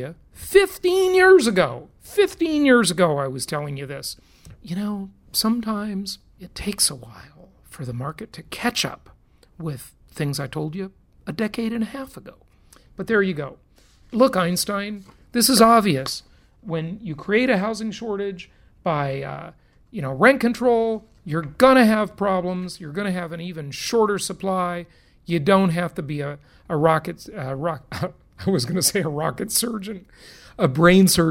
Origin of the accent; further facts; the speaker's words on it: California, United States; moved away; my home state, the Socialist Republic of California, it's a disaster. I'm glad I left.